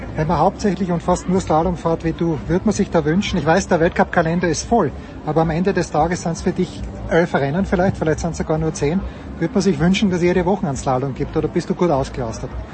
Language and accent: German; Styria, Austria; ich bin Steirer